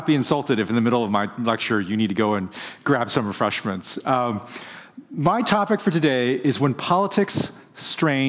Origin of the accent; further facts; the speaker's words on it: Bay Area, California, United States; I'm from the Bay Area